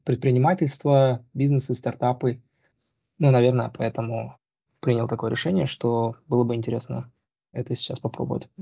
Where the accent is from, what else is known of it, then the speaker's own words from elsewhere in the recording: Almaty, Kazakhstan; moved away as an adult; also born or lived in Moscow / Arizona / Indiana / California; now in Seattle, United States; Я на самом деле вырос в Алмате, закончил республиканскую физмат-школу